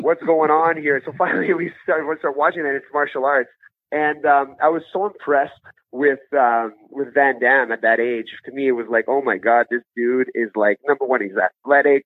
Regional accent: Ottawa, Ontario, Canada; also born or lived in Gabon; I've been living out in Ottawa since I was seven years old.

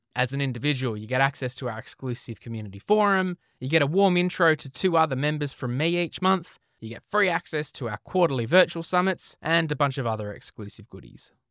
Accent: Australia; accent: Australian; my Australian accent

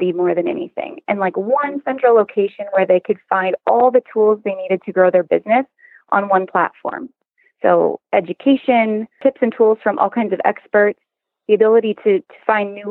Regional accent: North Dakota, United States; moved away; I was from North Dakota originally, and I grew up on a ranch in North Dakota

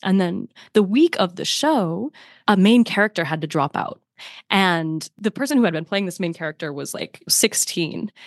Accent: north of Detroit, next bridge up to Canada, Michigan, United States; moved away; the next bridge that you hit that takes you to Canada, that's where I grew up.

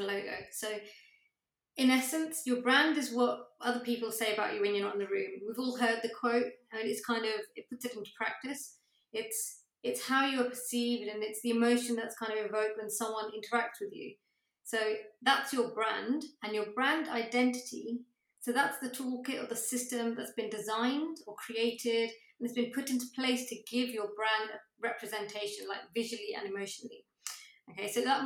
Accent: Coventry, West Midlands, United Kingdom; now in Cambridge, United Kingdom; I come from Coventry and I now live in Cambridge

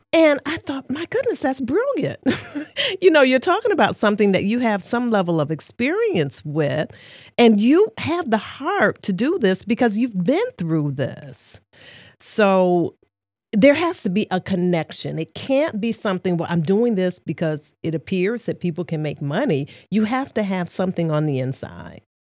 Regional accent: Detroit, Michigan, United States; moved away as an adult; now in Saginaw, United States; I am from Detroit, Michigan, born and raised there before relocating to Saginaw, Michigan, approximately 21 years ago

